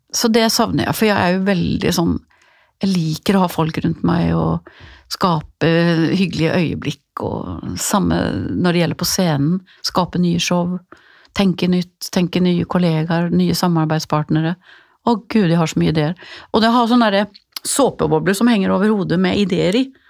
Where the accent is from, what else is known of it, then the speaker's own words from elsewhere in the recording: Gothenburg, Västra Götaland, Sweden; min hjemby Göteborg